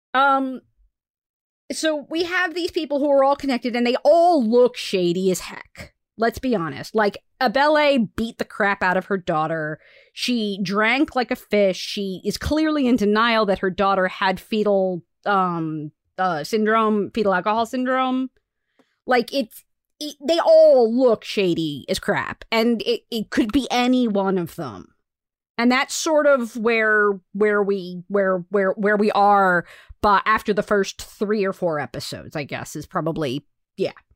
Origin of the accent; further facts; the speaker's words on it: United States; I'm an American, but my father was not